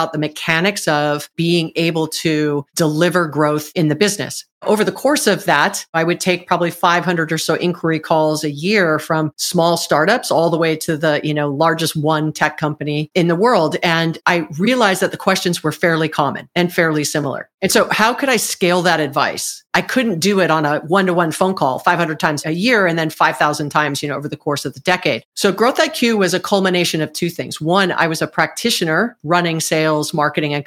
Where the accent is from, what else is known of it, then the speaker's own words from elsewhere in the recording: Hawaii, United States; moved away as an adult; also born or lived in Southern California; I'm from Hawaii. I was born and raised in Hawaii, actually